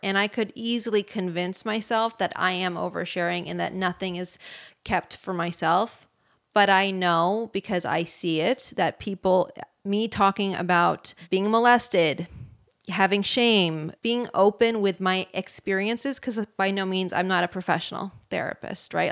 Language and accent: English; Bay Area, California, United States; I'm from the Bay Area